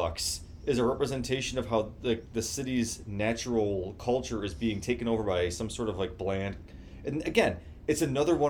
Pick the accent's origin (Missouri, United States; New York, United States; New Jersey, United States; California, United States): New York, United States; Buffalo; growing up in Buffalo, I fucking hate the city and what it does to this side of New York